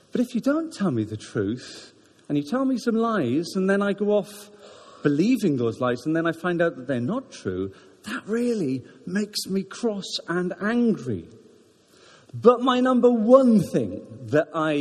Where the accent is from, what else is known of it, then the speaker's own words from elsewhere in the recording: Wales, United Kingdom; now in Ruislip, United Kingdom; And I'm Welsh. I'm very Welsh